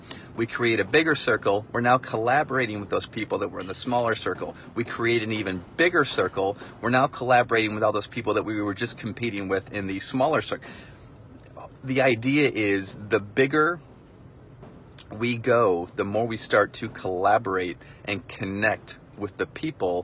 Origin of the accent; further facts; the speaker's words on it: Michigan, United States; I grew up in Michigan